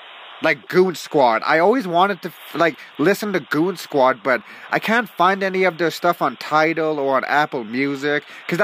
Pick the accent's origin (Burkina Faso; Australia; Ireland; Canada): Canada; I'm from Canada